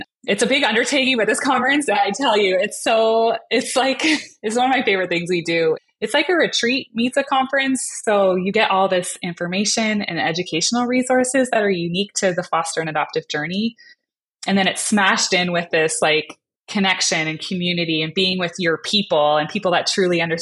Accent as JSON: {"language": "English", "country": "Canada", "said": "I'm Canadian"}